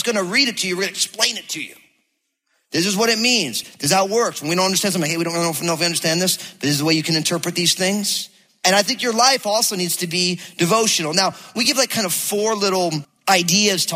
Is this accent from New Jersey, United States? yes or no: yes; New Jersey, United States; now in Battle Ground, Washington, United States; I'm from New Jersey